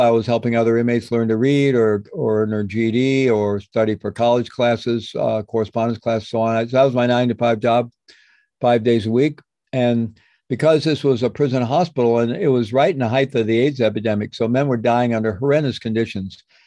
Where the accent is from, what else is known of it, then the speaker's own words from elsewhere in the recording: Midwest, United States; I grew up in the Midwest in a good Roman Catholic family